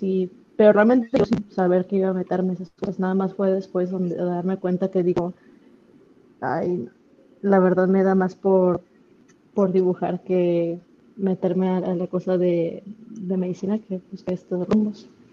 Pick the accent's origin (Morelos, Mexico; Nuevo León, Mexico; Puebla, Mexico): Nuevo León, Mexico; Monterrey; moved away as an adult; also born or lived in Los Angeles; siendo regia